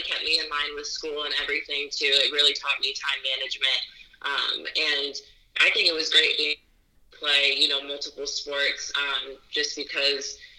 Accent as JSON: {"language": "English", "town": "Detroit", "region": "Michigan", "country": "United States", "tie": "born or raised there", "moved": "yes", "said": "I grew up in the suburbs of Detroit, Michigan."}